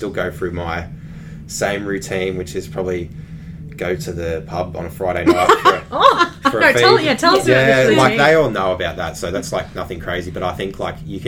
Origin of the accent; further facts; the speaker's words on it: Ocean Grove, Victoria, Australia; I'm from Ocean Grove.